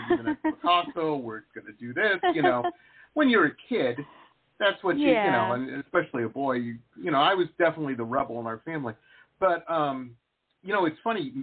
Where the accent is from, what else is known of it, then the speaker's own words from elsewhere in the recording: Detroit, Michigan, United States; moved away; I grew up in Metro Detroit